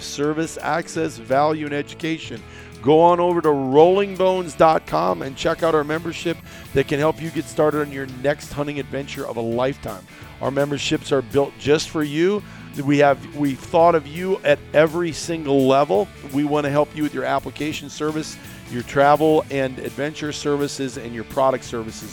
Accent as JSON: {"language": "English", "region": "Iowa", "country": "United States", "tie": "born or raised there", "said": "when we were kids growing up in Iowa"}